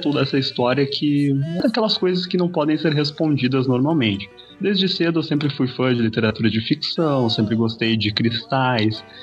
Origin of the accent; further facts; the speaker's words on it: Sapiranga, Rio Grande do Sul, Brazil; sou natural de Sapiranga